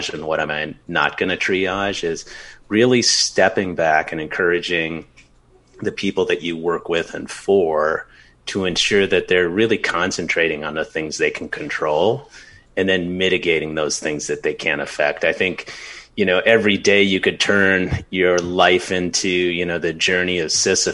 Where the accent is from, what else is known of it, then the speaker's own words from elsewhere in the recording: Minnesota, United States; now in Los Angeles, United States; my home state of Minnesota